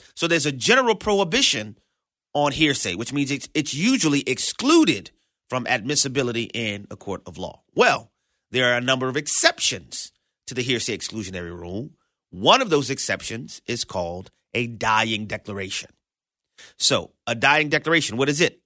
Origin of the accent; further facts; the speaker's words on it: New Orleans, Louisiana, United States; I was born and raised in New Orleans, Louisiana